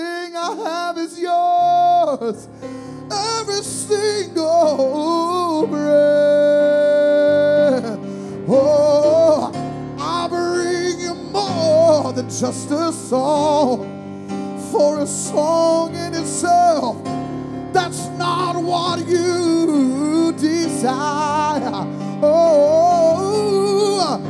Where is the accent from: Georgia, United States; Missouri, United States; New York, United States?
Georgia, United States; South; I was raised in South Georgia